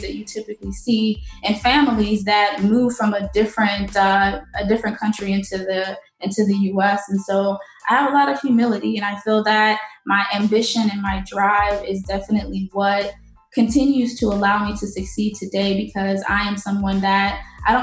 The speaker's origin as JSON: {"language": "English", "town": "St. Louis", "region": "Missouri", "country": "United States", "tie": "born or raised there", "also_born_or_lived": "Haiti", "moved": "as an adult", "lives_now": "Florida, United States", "said": "I was born in Haiti, and my family and I moved to the United States in 1994. And at that time I was three. And so we settled in St. Louis, Missouri"}